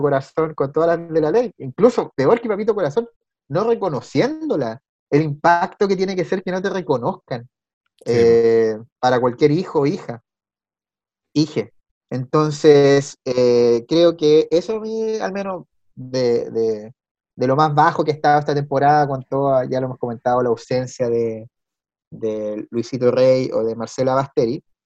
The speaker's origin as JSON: {"language": "Spanish", "country": "Chile", "said": "Y uno muy chileno"}